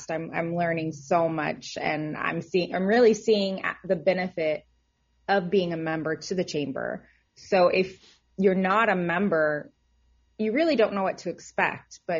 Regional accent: Atlanta, Georgia, United States; I came from Atlanta, so this is a completely different transition and I love it.

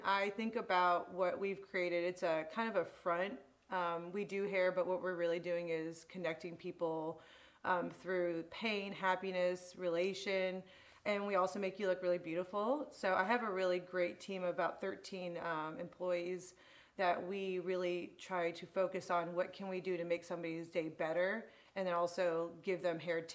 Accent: Volusia County, by Daytona Beach, Central Florida, United States; moved away as an adult; I'm originally from Florida, like Central Florida, Volusia County, by Daytona Beach.

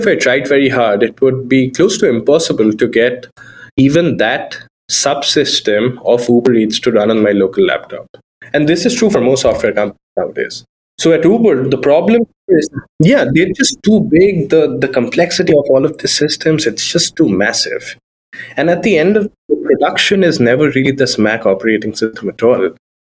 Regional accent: India; moved away as an adult; now in Seattle, United States; my upbringing in India

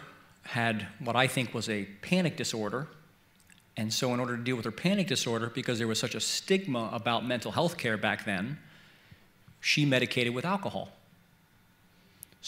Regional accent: Baltimore, Maryland, United States; I was born in Baltimore, Maryland, and I grew up about a mile from the city line

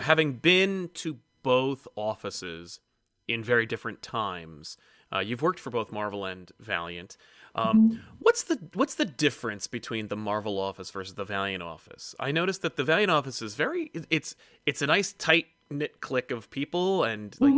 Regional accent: New Jersey, United States; I'm from Jersey

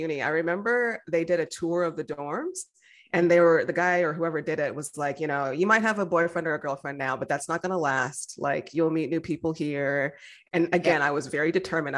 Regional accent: Denver, Colorado, United States; moved away as an adult; also born or lived in Michigan; now in Victoria, Australia; I grew up in the States, in Colorado. So nice. I went to Denver Public Schools, happy graduate from there.

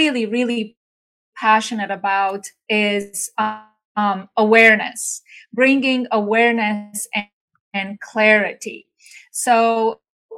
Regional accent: Bucharest, Romania; moved away as an adult; now in United States; I'm originally from Bucharest, Romania. I came by myself to the U.S. 30 years ago

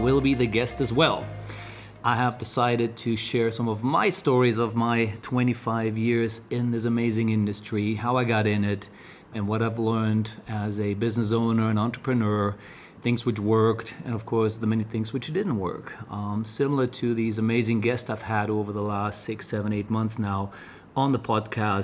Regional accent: Germany; moved away as an adult; also born or lived in Cologne, Germany / United States; being German

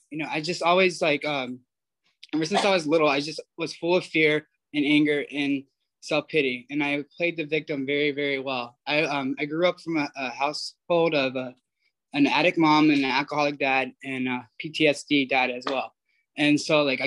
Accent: Georgia, United States; moved away as an adult; now in Pasadena, United States; I'm from Georgia

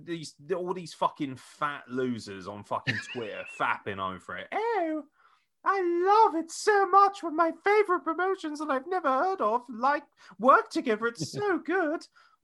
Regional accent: Scotland, United Kingdom; No, I'm too fucking hard for that. I'm Scottish.

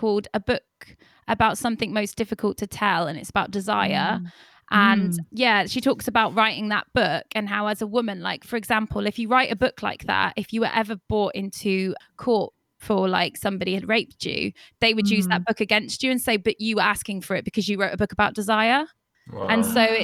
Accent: Torquay, South West England, United Kingdom; moved away as an adult; also born or lived in Barcelona; now in London, United Kingdom; I'm from Torquay

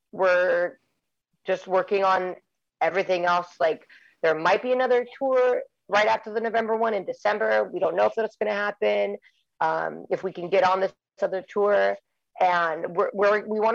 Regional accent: Santa Ana, California, United States; I'm from a cool city, Santa Ana

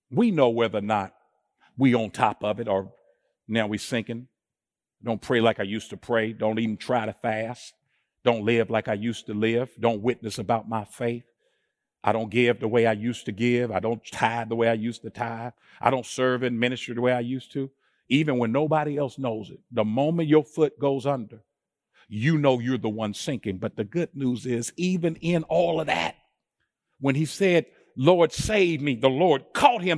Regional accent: Indianapolis, Indiana, United States; I'm born and raised in Indianapolis

